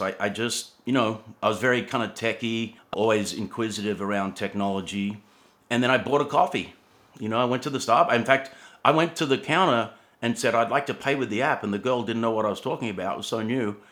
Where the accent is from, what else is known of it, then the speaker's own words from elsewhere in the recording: Sydney, New South Wales, Australia; moved away as an adult; also born or lived in Atlanta, Georgia; I was born in Australia actually, and you know, grew up in Sydney surfing